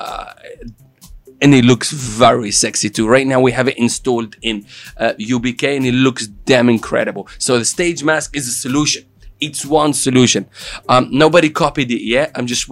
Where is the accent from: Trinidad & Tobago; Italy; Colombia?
Italy; accent: Italian; English is a second language; moved away; my Italian accent